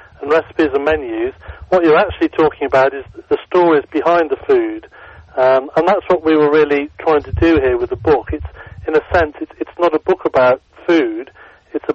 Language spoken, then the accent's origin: English; England, United Kingdom; we're both English